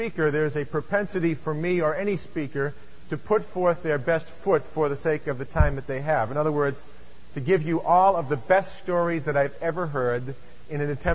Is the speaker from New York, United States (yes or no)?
no; Lexington, Massachusetts, United States; I come from Lexington, Massachusetts, and I live about 7 miles from where I grew up, so I am a native New Englander